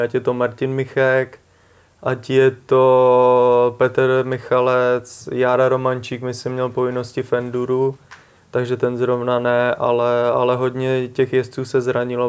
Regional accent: Prague, Czechia; i když jsem z Prahy, jsem Pražák

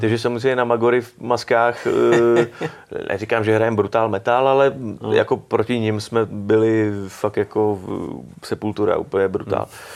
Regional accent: Prague, Czechia; já jsem ze Strašnic mm. a tam byl kulturní dům barikádníků, mm. takže tam mm. jsem to měl vlastně jakoby kousek

